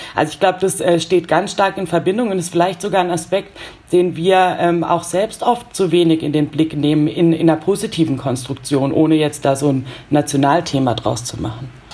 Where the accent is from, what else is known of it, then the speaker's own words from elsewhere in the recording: Germany; bei uns in Deutschland